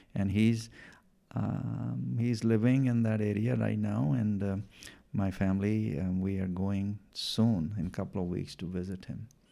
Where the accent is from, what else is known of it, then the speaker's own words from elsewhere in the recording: Punjab, India; first language Punjabi; English is a second language; moved away as an adult; also born or lived in Washington, United States; now in Bothell, Washington, United States; I was born in India, in, uh, northern state, um, of Punjab